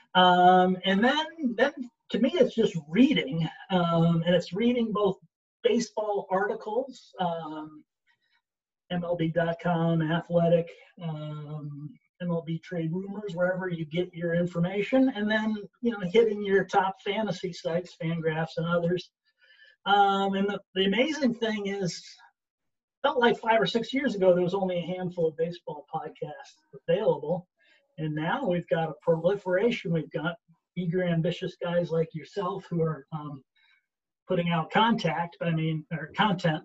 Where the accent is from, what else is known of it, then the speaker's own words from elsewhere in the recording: Syracuse, New York, United States; I'm from Syracuse